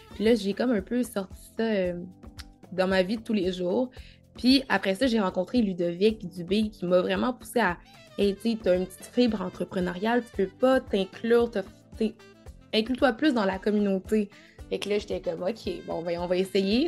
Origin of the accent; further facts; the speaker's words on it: Quebec, Canada; also born or lived in Cameroon; je suis née au Cameroun et j'ai vécu là jusqu'à l'âge de 5 ans avant de, de venir euh, au Canada avec ma maman